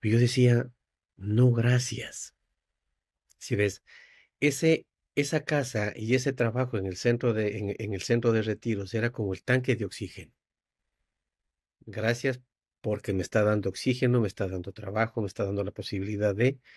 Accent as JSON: {"language": "Spanish", "country": "Ecuador", "lives_now": "United States", "said": "En el año 2018 vengo del Ecuador, me voy para Tallahassee, me instalo unos meses mientras me preparo para traer a la familia del Ecuador y para volver acá, para entrar a Chapel Hill."}